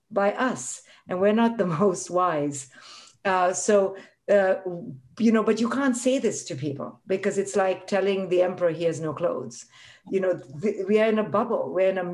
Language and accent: English; India; moved away as an adult; I grew up in India